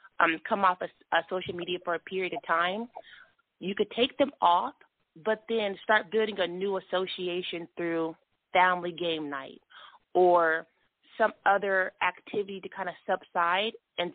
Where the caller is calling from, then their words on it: California, United States; I'm calling from California